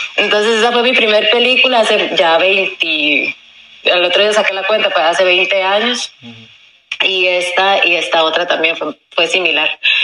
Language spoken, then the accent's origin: Spanish; California, United States; moved away as an adult; also born or lived in Los Angeles / Miami; now in Costa Rica; yo crecí en Estados Unidos, en California